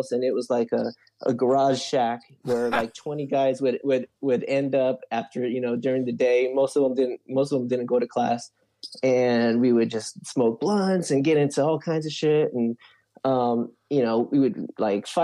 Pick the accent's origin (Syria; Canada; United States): United States; Long Beach, California; also born or lived in Lakewood; I'm from Long Beach, so I did public school in Long Beach